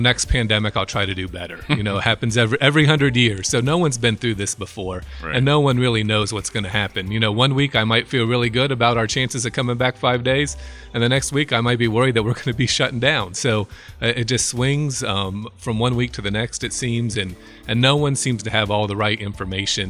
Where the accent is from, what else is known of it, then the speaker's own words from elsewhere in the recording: Lancaster, Ohio, United States; I was born and raised in Lancaster, Ohio, over in Fairfield County, not too far away.